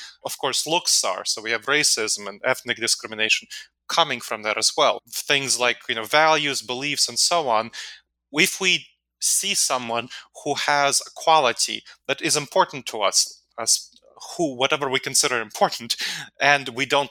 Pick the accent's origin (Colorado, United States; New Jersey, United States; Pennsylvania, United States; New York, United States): New York, United States; New York City; And I grew up in New York City, so it wasn't as bad in New York